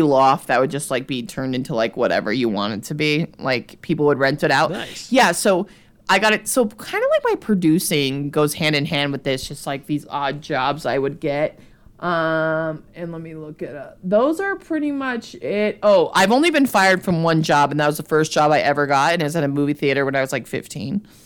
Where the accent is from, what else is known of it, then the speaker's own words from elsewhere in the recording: New Mexico, United States; moved away as an adult; also born or lived in Los Angeles; now in New York, United States; in my hometown in New Mexico